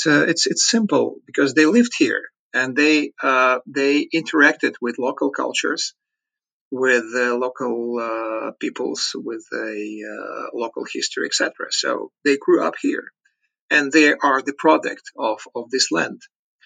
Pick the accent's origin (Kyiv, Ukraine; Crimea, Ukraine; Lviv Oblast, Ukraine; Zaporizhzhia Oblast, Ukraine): Lviv Oblast, Ukraine; Lviv; also born or lived in Chelyabinsk, Russia; I grew up in Lviv. And it's very cosmopolitan. It's nationalistic, but it's very cosmopolitan